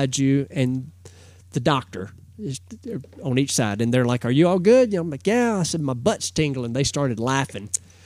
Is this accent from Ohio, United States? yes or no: no; Drummonds, Tennessee, United States; I'd say Drummond's, Tennessee